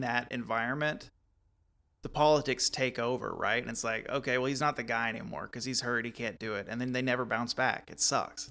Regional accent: Texas, United States; growing up in Texas in that time frame

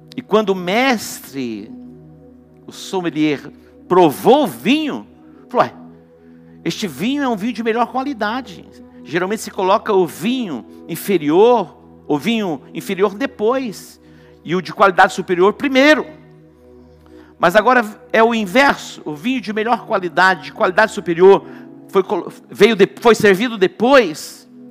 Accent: Dourados, Mato Grosso do Sul, Brazil; quando eu era criança, não era em Douradina, mas era em Dourados, um pouquinho maior que Douradina. Meu pai tinha sítio e nós morávamos na cidade

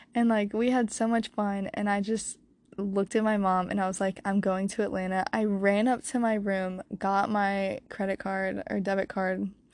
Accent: Croatia; now in Wilmington, United States; growing up in Croatia

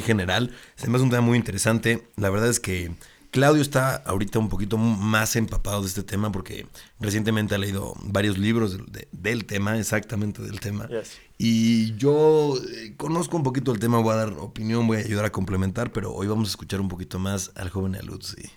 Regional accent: Puebla, Mexico; yo soy de Puebla

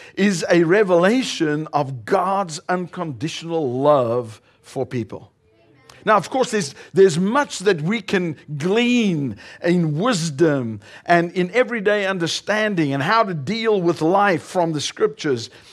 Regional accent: South Africa; also born or lived in northern Colorado, United States; now in Colorado, United States; We are originally from South Africa. We now reside here in the United States and we live in northern Colorado

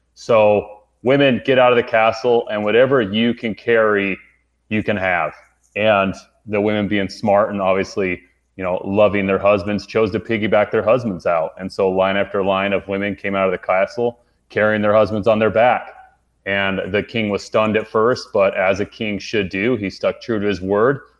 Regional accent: Utah, United States; I grew up in Utah

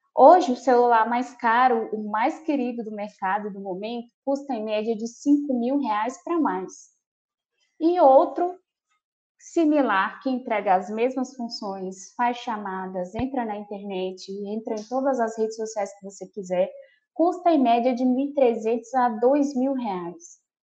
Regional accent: Marabá, Pará, Brazil; now in Palmas, Brazil; Eu nasci em Marabá, no Pará

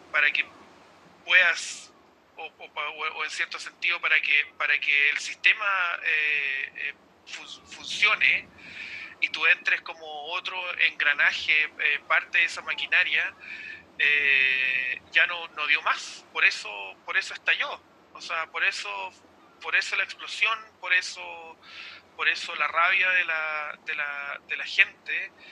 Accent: Chile; now in New Zealand

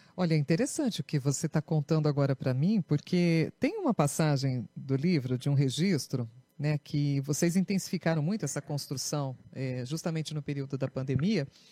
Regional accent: Brazil; nós que somos brasileiros

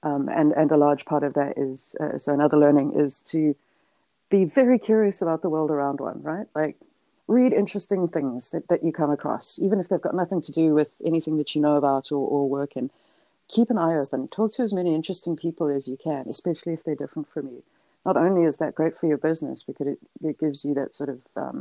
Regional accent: South Africa; I'm South African, English, New Zealand. You'd think that rugby would be my thing, but no.

